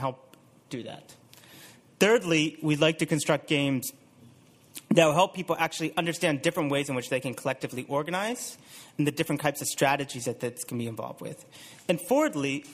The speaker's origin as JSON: {"language": "English", "country": "United States", "moved": "yes", "said": "you can probably tell by my accent that I'm from the U.S."}